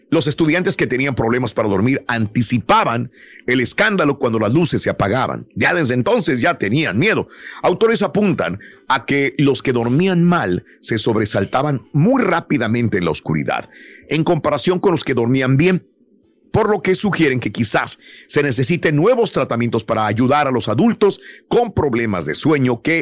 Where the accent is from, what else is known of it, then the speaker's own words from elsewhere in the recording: Mexico; realmente yo cuando pequeño Allá en México vivía en un, en un tramo allá en las montañas